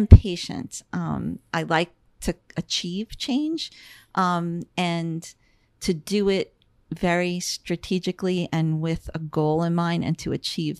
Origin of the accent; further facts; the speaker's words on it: Long Island, Nassau County, New York, United States; moved away as an adult; also born or lived in New Jersey; now in Florida, United States; Born and raised in New York and then moved to New Jersey